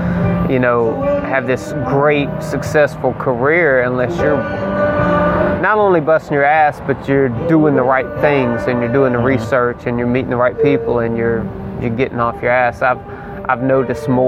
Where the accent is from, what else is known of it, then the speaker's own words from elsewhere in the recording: South Mississippi, United States; I've always been here. I grew up in the South of Mississippi